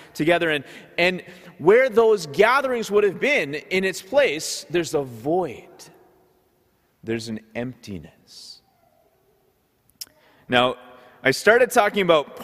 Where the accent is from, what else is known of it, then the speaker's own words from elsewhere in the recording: Ottawa, Ontario, Canada; also born or lived in Goa, India (ancestry); So growing up in Ottawa, we would often be going to these Goan parties